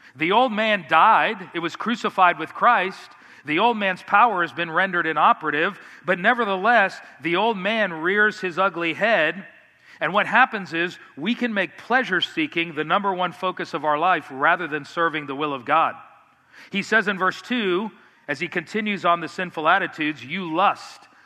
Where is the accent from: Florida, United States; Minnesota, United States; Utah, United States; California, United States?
Florida, United States; Miami; I grew up in South Florida in Miami